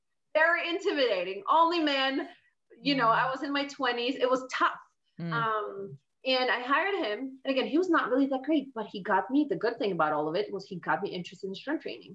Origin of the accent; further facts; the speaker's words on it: Poland; moved away as an adult; I was born and raised in Poland, and I lived there up until I was 21.